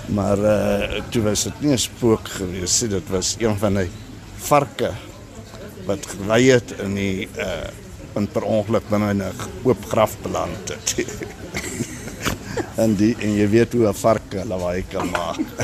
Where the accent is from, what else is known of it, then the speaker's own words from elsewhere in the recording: Prieska, Northern Cape, South Africa; moved away; ek is van Prieska, ja, daar gebore en daar groot geword en skool gegaan en alles.